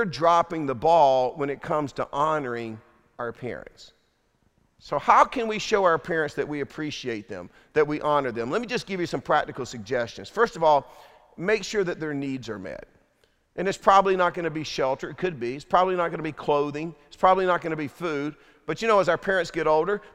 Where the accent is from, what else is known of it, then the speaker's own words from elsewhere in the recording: Durham, North Carolina, United States; we grew up in Durham, North Carolina, dirt poor